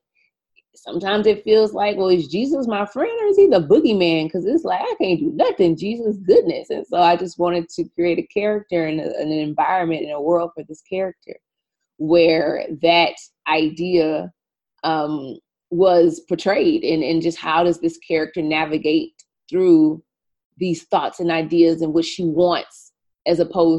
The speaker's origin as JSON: {"language": "English", "region": "Louisiana", "country": "United States", "tie": "born or raised there", "said": "I was raised Catholic in Louisiana. We have a very large Black Catholic community in the state of Louisiana."}